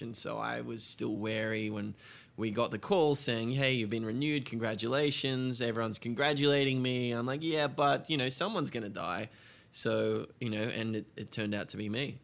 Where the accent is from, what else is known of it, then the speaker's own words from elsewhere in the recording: Australia; moved away as an adult; now in United States; I'm Australian